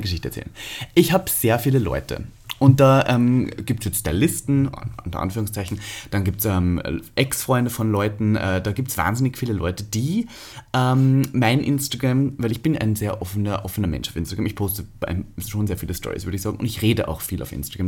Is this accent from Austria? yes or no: yes; Austria; now in Germany; ich bin Österreicher, Staatsbürgerschafts